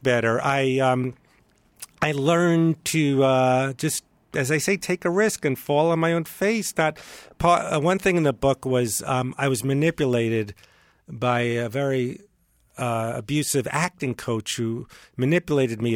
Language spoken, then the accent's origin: English; New York, United States; moved away; I'm from New York